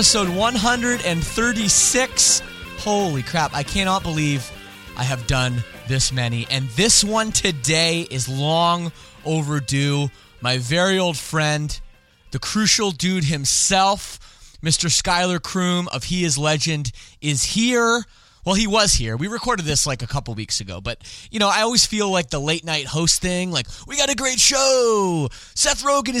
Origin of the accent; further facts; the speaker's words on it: Canada; I don't speak French despite being Canadian.